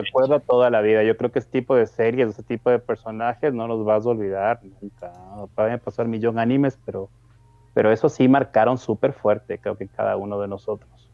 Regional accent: Ecuador; yo soy de Ecuador

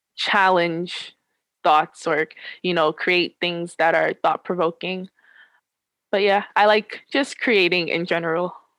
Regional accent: New York, United States; I am from New York

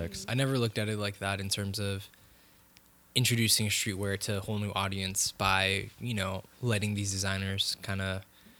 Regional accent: Bay Area, California, United States; we're from the Bay Area.

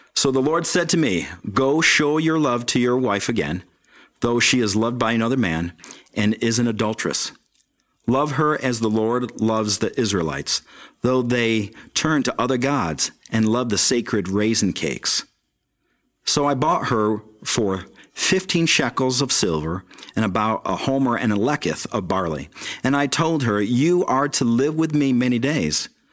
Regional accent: Syracuse, New York, United States; born or raised there; moved away as an adult; also born or lived in Florida; now in Ohio, United States

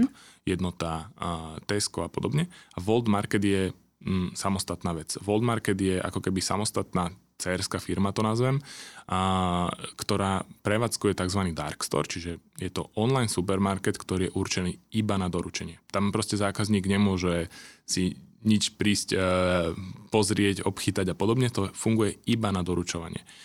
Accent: Senec, Bratislava Region, Slovakia; ja keď som zo Senca

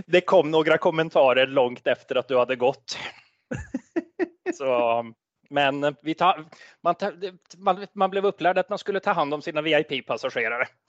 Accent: Sweden; accent: Svorsk; also born or lived in Norway; en svensk uten flyskam. Men det kan vel ha, det er vel anledningen at jeg er halvt norsk

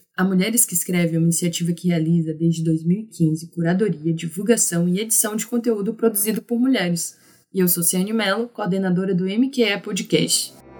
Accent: Maranhão, Brazil; Como uma maranhense engajada em um projeto de divulgar o escrito das mulheres

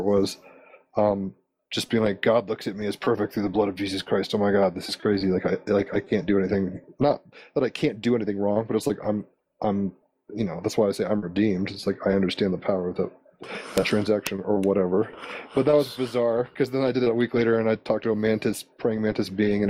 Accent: Virginia, United States; also born or lived in Honolulu, Hawaii; I'm from the East Coast of America, from Virginia and all around the Mid-Atlantic

